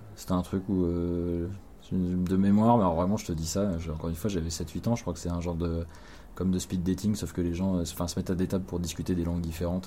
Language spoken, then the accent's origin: French; Cherbourg, Normandy, France; une boutique de jeux à Cherbourg là où j'ai grandi